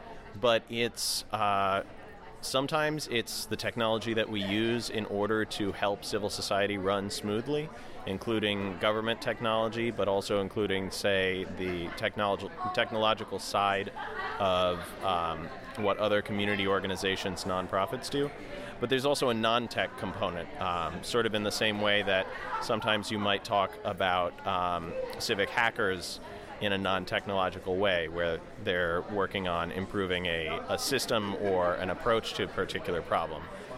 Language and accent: English; Delaware, United States; I'm the brigade captain for Open Data Delaware, and I'm from Delaware.